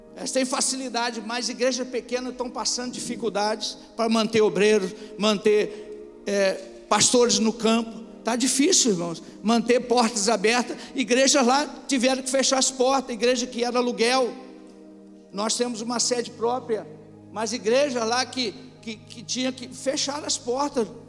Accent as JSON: {"language": "Portuguese", "country": "Brazil", "said": "Nós somos brasileiros"}